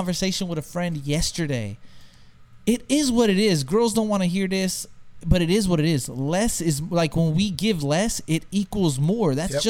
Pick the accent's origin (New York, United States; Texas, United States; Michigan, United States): Texas, United States; I'm from Texas.